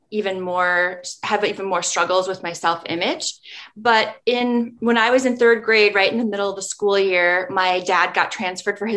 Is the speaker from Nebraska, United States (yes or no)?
yes; Nebraska, United States; now in Minnesota, United States; Growing up in Nebraska, where it's not a place that you hear about much in terms of like national or even regional in the in the midwest you don't hear a whole lot about it it's not given a lot of attention